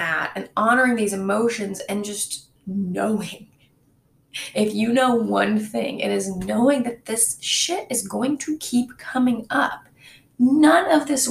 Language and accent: English; Michigan, United States; moved away; My hometown is in Michigan, and my parents still live there